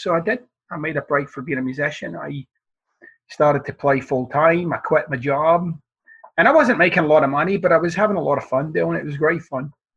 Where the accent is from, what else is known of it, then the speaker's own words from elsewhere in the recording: Glasgow, Scotland, United Kingdom; moved away; I'm from the East End of Glasgow